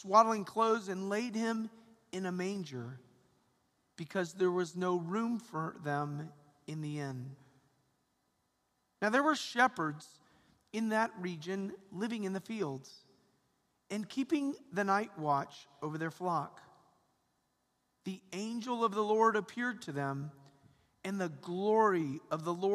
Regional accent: Atlanta, Georgia, United States; I grew up in Atlanta, Georgia, and I have four brothers and a sister

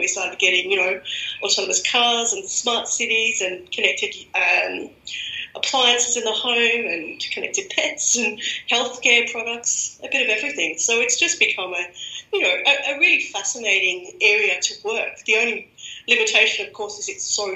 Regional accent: Australia; accent: Australian; moved away as an adult; now in Germany; I'm Australian, as everyone can guess by my accent

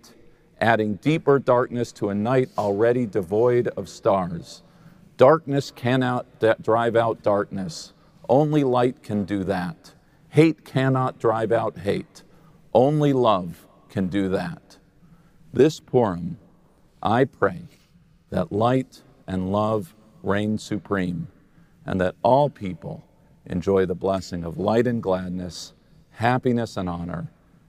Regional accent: United States; As American Jews

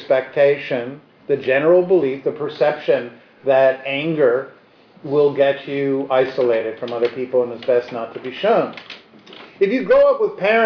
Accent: New York City, New York, United States; I grew up on the Upper West Side

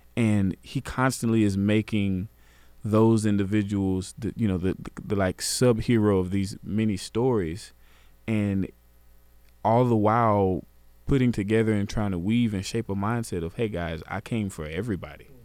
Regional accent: Garland, Texas, United States; I grew up in Garland

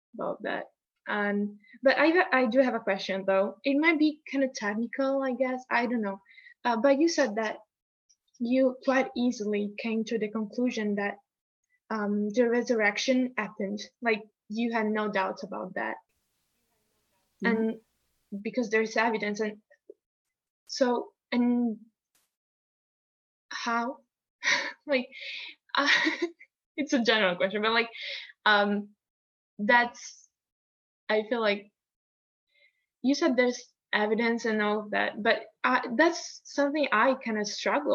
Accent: Italy; moved away; also born or lived in United States; growing up in Italy

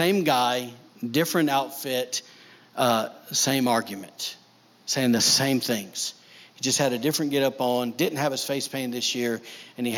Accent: backwoods Alabama, United States; now in Maine, United States; I'm from Backwoods, Alabama

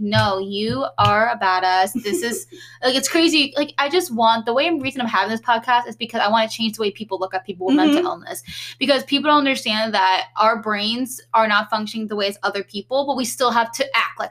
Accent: New Jersey, United States; moved away; my Jersey people

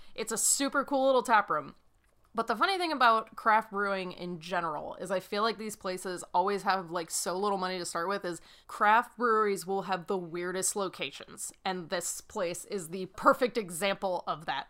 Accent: New England, United States; now in Kansas City, United States; I am from New England

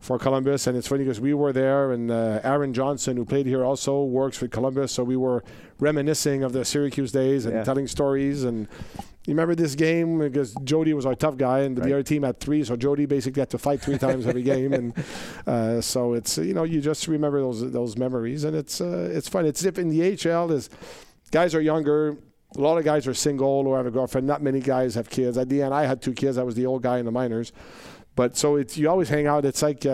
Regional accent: Canada; I'm Canadian

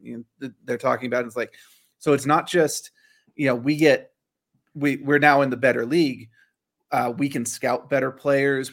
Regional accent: Northern Virginia, United States; I grew up in Northern Virginia

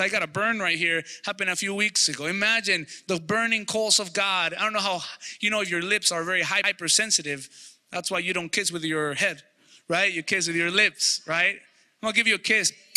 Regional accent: Mexico; moved away; Cousins that I grew up with in Mexico

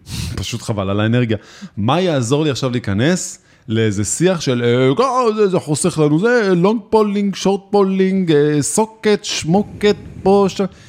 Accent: Israel; אנחנו ישראלים

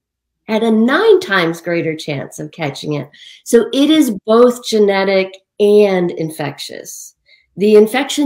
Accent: Western New York State, United States; my hometown in Western New York State

